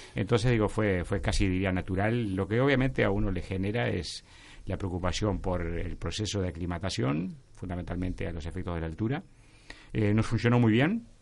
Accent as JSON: {"language": "Spanish", "region": "Artigas", "country": "Uruguay", "tie": "born or raised there", "said": "soy el uruguayo, nacido en Artigas"}